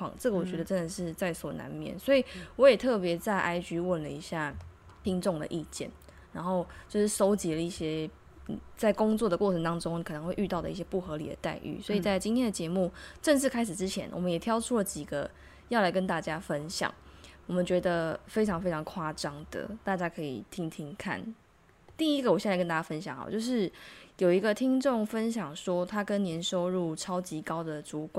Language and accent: Chinese; Tainan, Taiwan; moved away as an adult; now in South Korea; 身为台南人的我